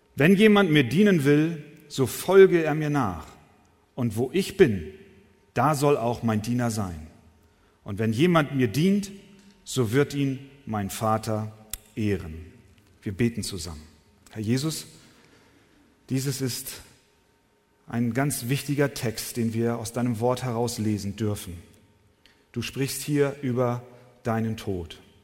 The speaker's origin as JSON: {"language": "German", "region": "Hamburg", "country": "Germany", "tie": "born or raised there", "said": "ich bin eher ein Stadtmensch, in den Straßenschluchten Hamburgs groß geworden"}